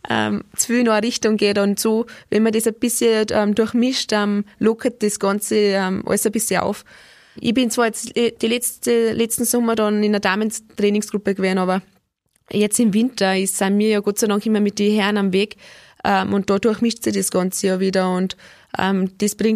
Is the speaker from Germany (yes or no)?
no; Austria; der letzte Weltcup hat nicht mehr stattgefunden und den Weltcup davor sind wir Österreicher einen Tag vor dem letzten Rennen heimgeflogen.